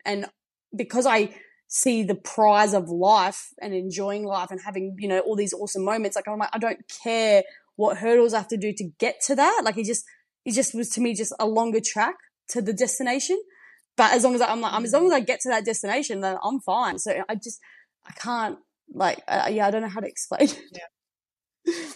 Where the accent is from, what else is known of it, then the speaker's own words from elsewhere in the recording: the Riverland, South Australia, Australia; also born or lived in Adelaide; grew up um, in the Riverland and moved to Adelaide